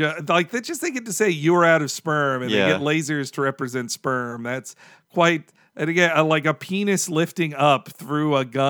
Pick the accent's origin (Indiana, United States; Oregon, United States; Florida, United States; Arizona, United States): Florida, United States; Jacksonville; I grew up in the South.